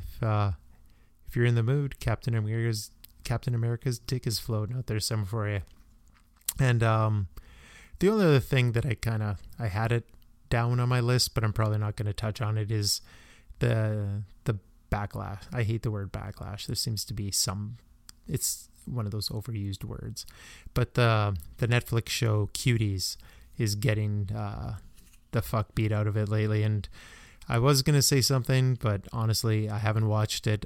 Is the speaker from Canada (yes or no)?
yes; Canada; as a Canadian